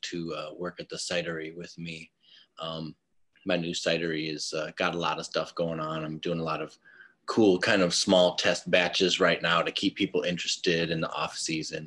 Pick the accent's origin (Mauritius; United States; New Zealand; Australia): United States; Mukwonago, Wisconsin; also born or lived in Menomonee Falls, Wisconsin; now in Milwaukee, United States; mostly I grew up in Mequonago, which is where I went to junior high and high school